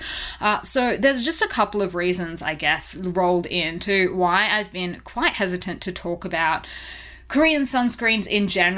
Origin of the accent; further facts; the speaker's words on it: Australia; accent: Australian; I am an Aussie, if you couldn't already tell from my accent